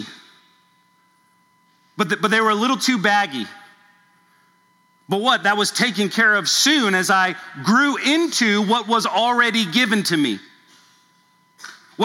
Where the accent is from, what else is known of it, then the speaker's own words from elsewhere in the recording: Southern California, United States; now in Louisville, United States; I grew up in Southern California